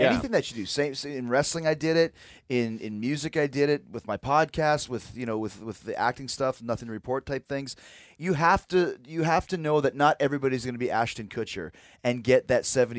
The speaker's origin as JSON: {"language": "English", "town": "Winnipeg", "region": "Manitoba", "country": "Canada", "tie": "born or raised there", "said": "So growing up in Winnipeg, when I was a kid, I decided that I wanted to be in a rock band and I wanted to be a wrestler."}